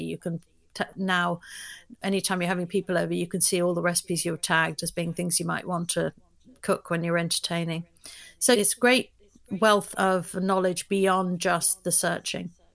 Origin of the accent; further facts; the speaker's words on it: London, United Kingdom; moved away as an adult; now in United States; I'm from London, but I li, I moved to the U S twenty-three years ago